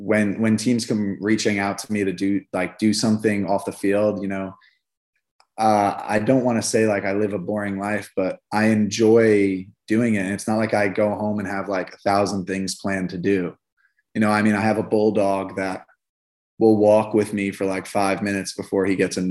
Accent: Hicksville, New York, United States; moved away as an adult; now in Houston, United States; growing up on Long Island

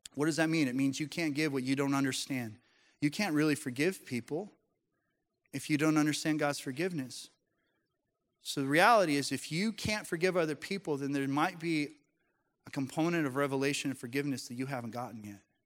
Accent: Colorado, United States; I grew up in Colorado

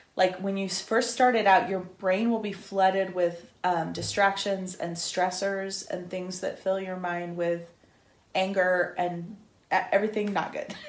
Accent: Northern California, United States; I'm from Northern California

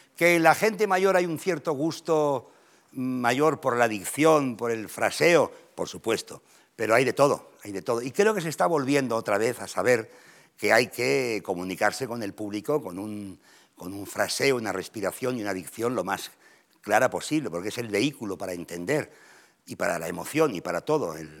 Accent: Catalonia, Spain; yo soy catalán

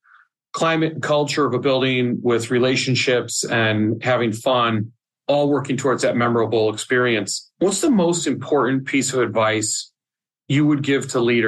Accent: Oregon, United States; moved away; I'm originally from Oregon.

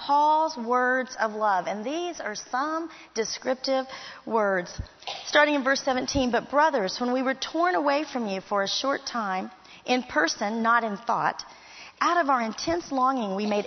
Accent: Miami Springs, Florida, United States; moved away as an adult; also born or lived in Fort Worth, Texas; I grew up in Miami Springs, Florida

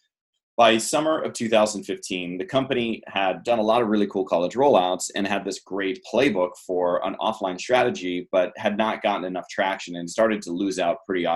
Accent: San Diego, California, United States; I'm from San Diego. I was living in San Diego at the time.

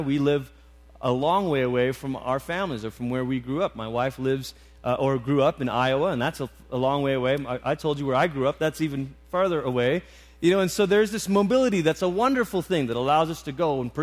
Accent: Malaysia; moved away; I grew up in Malaysia

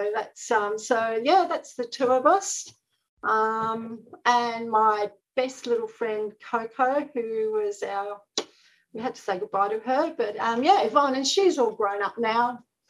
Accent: Melbourne, Victoria, Australia; now in Brisbane, Australia; So when I moved up to Brisbane from Melbourne, I continued organising them.

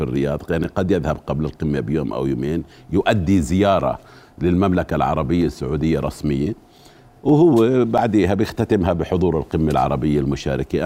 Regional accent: Jordan; عندنا في الأردن هون

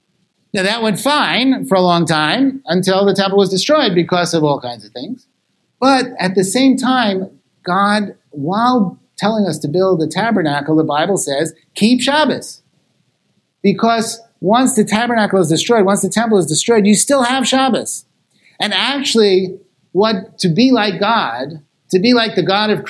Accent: Los Angeles, California, United States; I come from Los Angeles, which has the largest Eruv on the planet

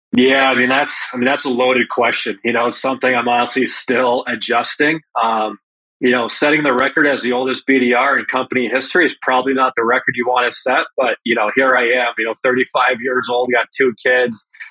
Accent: Enfield, Connecticut, United States; growing up uh, playing out of the Enfield, Connecticut, the Springfield area

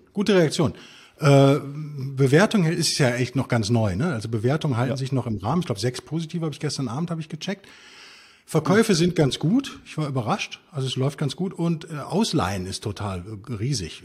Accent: Germany; bin natürlich Deutscher

